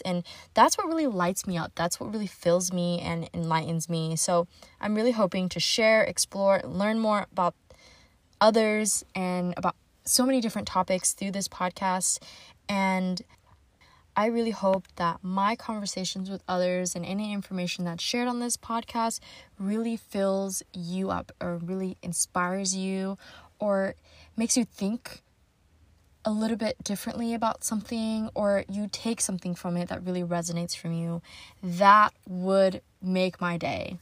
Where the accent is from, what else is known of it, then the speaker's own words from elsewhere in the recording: California, United States; I'm based out of San Diego, California, born and raised in California.